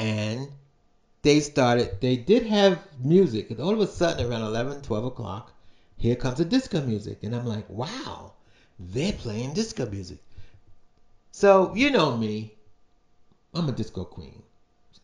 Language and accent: English; New York City, New York, United States; I was born and raised in Brooklyn.